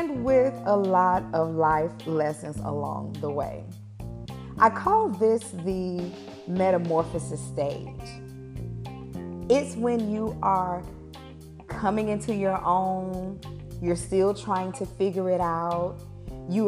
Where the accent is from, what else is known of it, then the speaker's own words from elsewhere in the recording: Alabama, United States; I grew up in Alabama